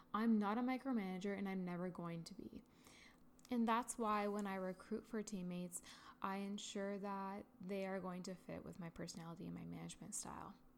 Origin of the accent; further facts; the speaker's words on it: Ontario, Canada; I am from Canada, Ontario, and I've been living here my entire life.